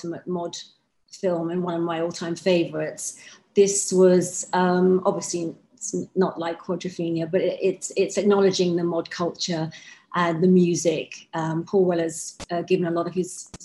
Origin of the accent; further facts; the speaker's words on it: Hounslow, London, United Kingdom; growing up in Hounslow. There were lots of mods around my area